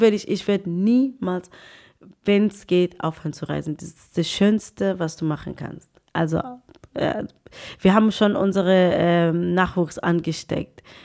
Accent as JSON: {"language": "German", "town": "Pretoria", "region": "Gauteng", "country": "South Africa", "tie": "born or raised there", "also_born_or_lived": "Bophuthatswana", "second_language": "German", "moved": "yes", "lives_now": "Germany", "said": "Und dann bin ich nach Pretoria mit meinen Eltern, ja, gezogen als kleines Mädchen"}